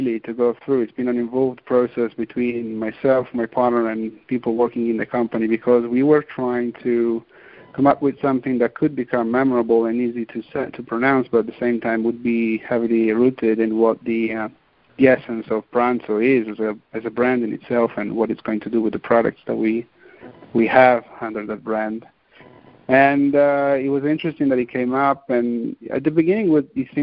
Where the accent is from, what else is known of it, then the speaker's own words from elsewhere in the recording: Verona, Veneto, Italy; I was born and raised in Verona, Italy, but on my father's side, the family is from Britain